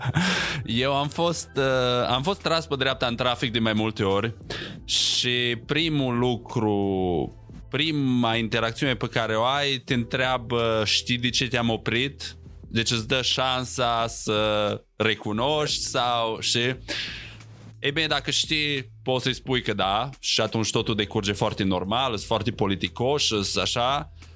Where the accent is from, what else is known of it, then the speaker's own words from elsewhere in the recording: Romania; now in United States; după ce m-am mutat în state, crescând în România